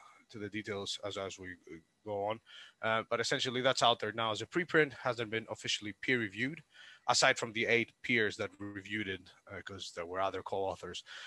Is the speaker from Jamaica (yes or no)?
no; Greece; now in Southampton, United Kingdom; I'm originally from Greece, but I live in the UK, and more specifically in Southampton, in England.